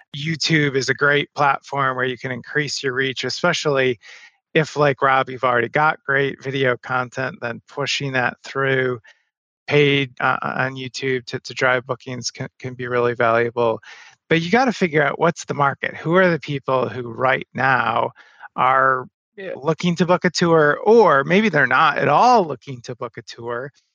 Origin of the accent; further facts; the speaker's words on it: Madison, Wisconsin, United States; my hometown. I'm in Madison, Wisconsin